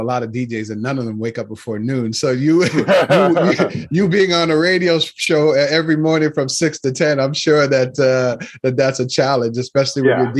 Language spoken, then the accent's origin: English; Nova Scotia, Canada; I grew up in Nova Scotia, so I missed all of that diversity, you know. Grew up around a lot of black people and a lot of white people and a few Lebanese. And then I was always coming back and forth to Toronto